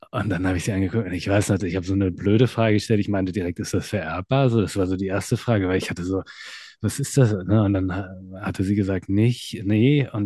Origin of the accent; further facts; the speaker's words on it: Hanover, Lower Saxony, Germany; ich komme ursprünglich aus Hannover